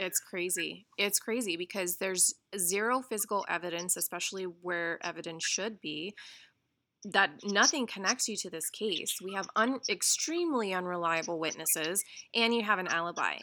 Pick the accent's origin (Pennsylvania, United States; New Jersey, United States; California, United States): California, United States; Redwood City; I also grew up in the Bay Area. Um, I'm from Redwood City.